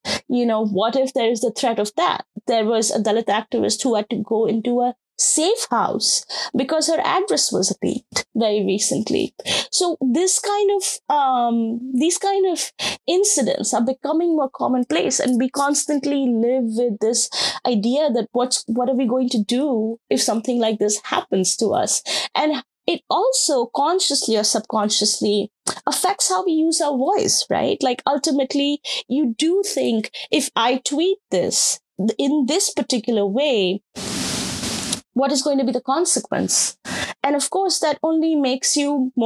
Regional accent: Rajasthan, India; moved away; my experiences of what my home state looks like when it comes to caste

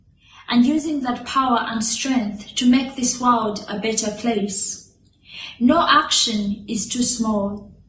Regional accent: Kampala, Central Region, Uganda; I am a climate justice activist from Kampala, Uganda.

